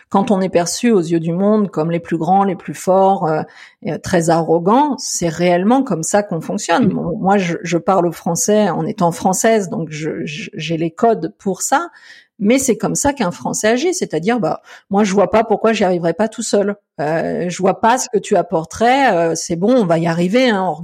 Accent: France; now in Canada; j'ai un petit peu cette attitude là que je suis français un petit peu dans l'âme, c'est vrai, je peux pas le renier

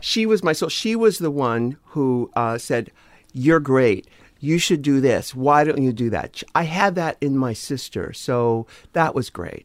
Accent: San Diego, California, United States; I'm from San Diego.

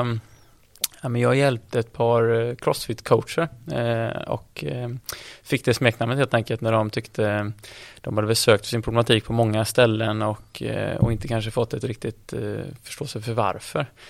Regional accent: Gothenburg, Västra Götaland, Sweden; jag är från Göteborg

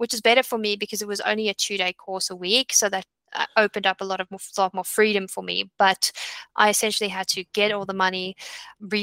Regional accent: South Africa; moved away as an adult; also born or lived in Australia; I come from South Africa at that point. South Africa, living in South Africa is very different from Australia

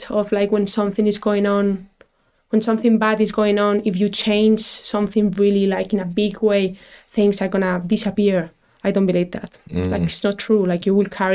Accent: Madrid, Community of Madrid, Spain; English is a second language; moved away as an adult; now in Dublin, Ireland; I'm from Madrid, it's really, really traditional

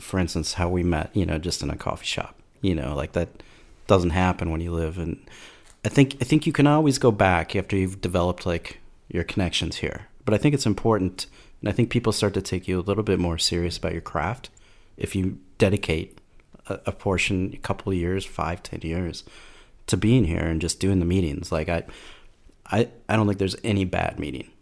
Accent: Minneapolis, Minnesota, United States; I'm from Minneapolis, former art director or creative

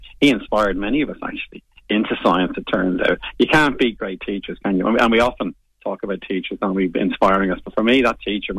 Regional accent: Bray, Leinster, Ireland; I'm from Bray County, Wicklow, you see. And it was the Wicklow Mountain got my imagination.

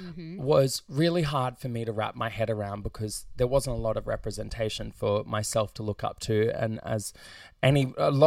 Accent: Ipswich, Queensland, Australia; I grew up in Goodna / Redbank Plains

